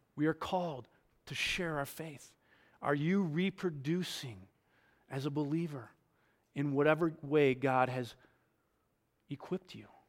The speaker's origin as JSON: {"language": "English", "region": "New York", "country": "United States", "tie": "born or raised there", "said": "I grew up in New York."}